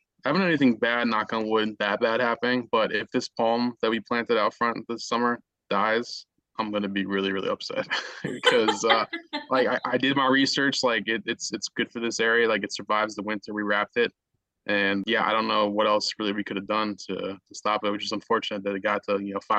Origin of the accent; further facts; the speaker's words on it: Chicago, Illinois, United States; We are originally from Chicago